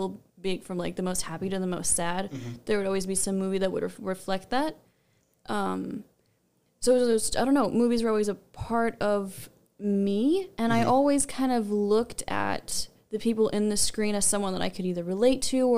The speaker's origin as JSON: {"language": "English", "town": "Los Angeles", "region": "California", "country": "United States", "tie": "born or raised there", "moved": "as an adult", "lives_now": "Las Vegas, United States", "said": "I was born in Los Angeles, and I moved here over a decade ago"}